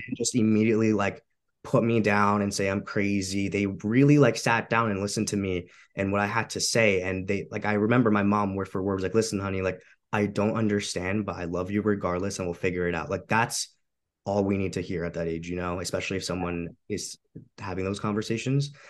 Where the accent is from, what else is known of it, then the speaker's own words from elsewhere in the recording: Romania; moved away; I'm an immigrant too. So I come from Eastern Europe. I'm from Romania.